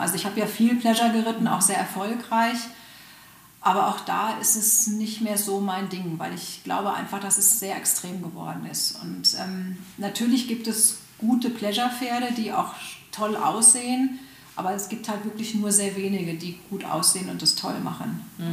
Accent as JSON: {"language": "German", "country": "Germany", "said": "bei uns in Deutschland"}